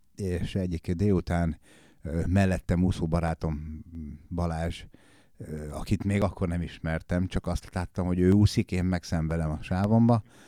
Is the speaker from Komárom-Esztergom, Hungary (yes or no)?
yes; Komárom-Esztergom, Hungary; also born or lived in Ács, Hungary; Én vidéken nőttem fel, Ácson nevelkedtem, Kováromba költöztünk, kisváros.